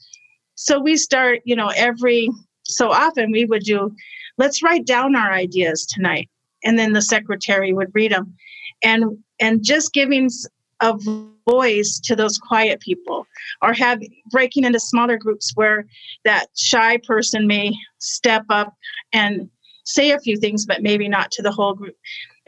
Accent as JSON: {"language": "English", "region": "Arizona", "country": "United States", "tie": "born or raised there", "said": "I was raised in Arizona"}